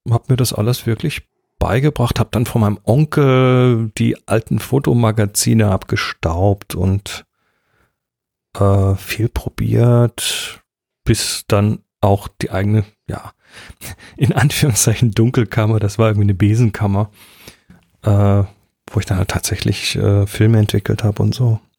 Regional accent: Horb am Neckar, Baden-Württemberg, Germany; wurde geboren in Horb am Neckar. In Horb am Neckar. 1969.

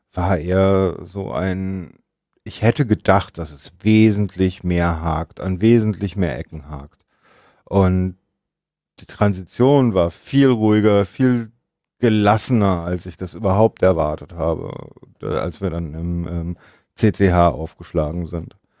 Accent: Germany; wir sind ja auch eigentlich Deutsche.

